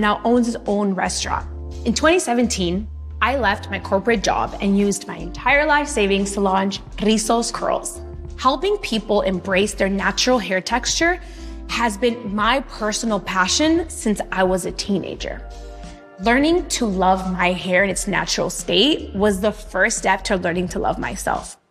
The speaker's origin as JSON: {"language": "English", "town": "Los Angeles", "region": "California", "country": "United States", "tie": "born or raised there", "said": "My entrepreneurial spirit comes from growing up in Latino neighborhoods"}